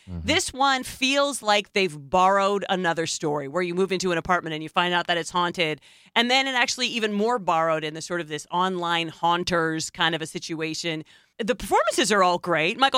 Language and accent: English; Mauritania; from Mauritania. I was detained in Guantanamo Bay, kidnapped from my country and detained.